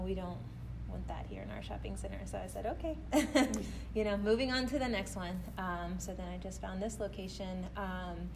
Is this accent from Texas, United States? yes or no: yes; Fort Worth, Texas, United States; I'm from Fort Worth